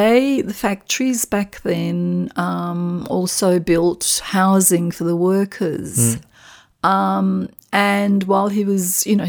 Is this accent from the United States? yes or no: no; Australia; I am Australian, of Macedonian background.